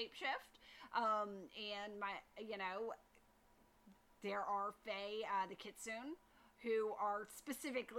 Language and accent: English; Louisiana, United States; I'm originally from Louisiana